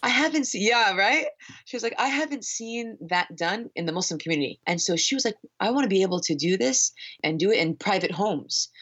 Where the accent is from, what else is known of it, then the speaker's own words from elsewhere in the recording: Northern Virginia, United States; moved away; I'm from the East Coast, I'm from Northern Virginia